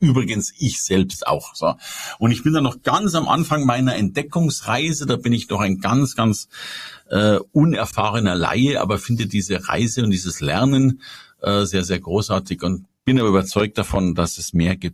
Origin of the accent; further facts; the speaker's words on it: Bavaria, Germany; Also ich komme aus Bayern und in Bayern darfst du mit 14 Jahren aus der Kirche austreten